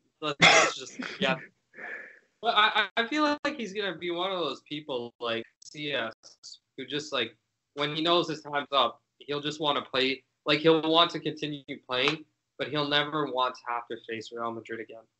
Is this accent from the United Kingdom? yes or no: yes; United Kingdom; accent: British; My British